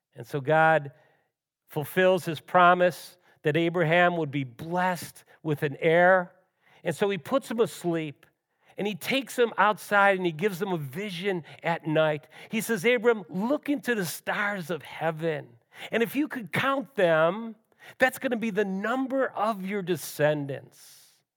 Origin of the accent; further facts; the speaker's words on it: Western New York, United States; Both Ellen and I grew up in Western New York